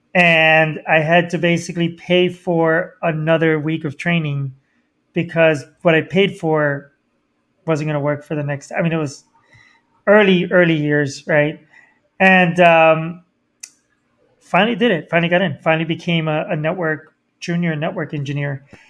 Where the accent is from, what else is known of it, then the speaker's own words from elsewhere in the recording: Miami, Florida, United States; I grew up in Miami